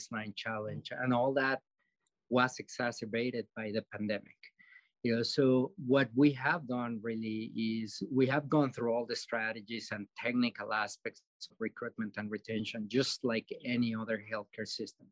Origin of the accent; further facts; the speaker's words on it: Mexico City, Mexico; now in Dakotas, United States; I'm from Mexico City